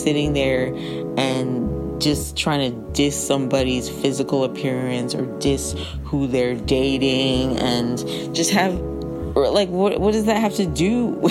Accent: New York, United States; I am a New Yorker

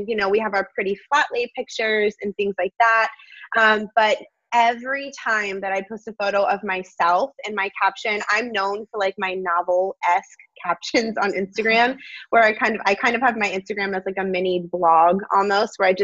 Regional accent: Florida, United States; I've lived in Florida my whole life

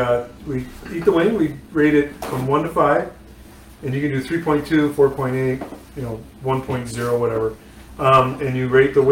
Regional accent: Buffalo, New York, United States; moved away as an adult; now in North Carolina, United States; And the wings are because I'm from Buffalo

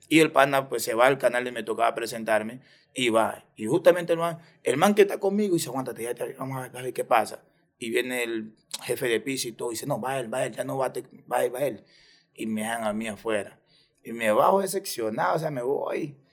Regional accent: Ecuador; Yo soy más ecuatoriano que el encebollado.

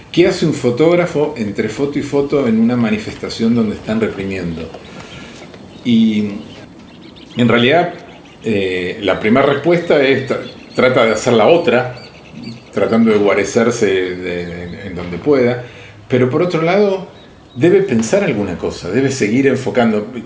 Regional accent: Argentina; lo que somos los argentinos

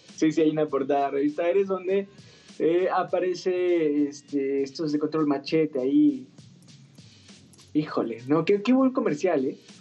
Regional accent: Rancho Viejo, Mexico; moved away; sí recuerdo que allá en mi pueblito, allá en Rancho Viejo

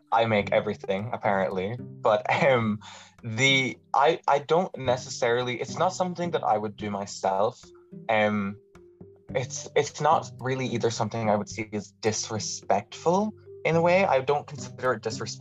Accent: Ireland; other Irish people

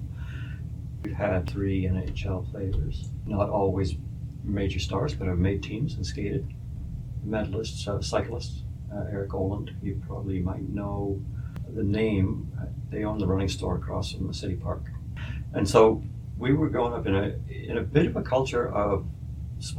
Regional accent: Winnipeg, Manitoba, Canada; moved away as an adult; also born or lived in Ottawa; growing up on Rowand Avenue in Silver Heights.

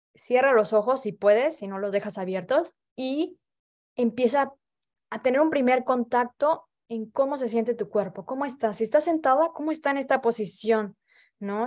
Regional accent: Veracruz, Mexico; moved away as an adult; now in Paris, France; yo soy de Veracruz

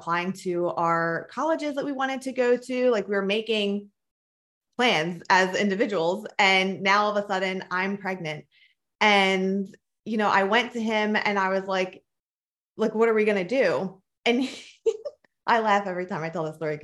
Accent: Philadelphia, Pennsylvania, United States; I grew up in Philadelphia, Pennsylvania, and then I moved to a very small town when I was a sophomore in high school.

